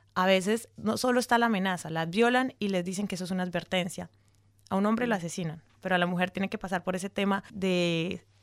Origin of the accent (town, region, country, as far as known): Colombia